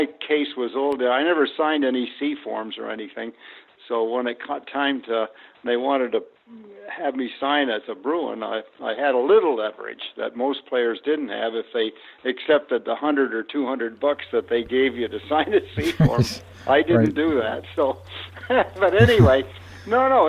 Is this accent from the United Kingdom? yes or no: no; Oshawa, Ontario, Canada; I grew up in Oshawa, Ontario.